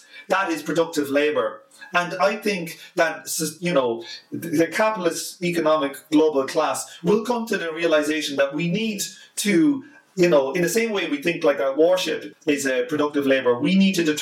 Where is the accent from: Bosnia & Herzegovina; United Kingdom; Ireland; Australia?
Ireland; I'm just Irish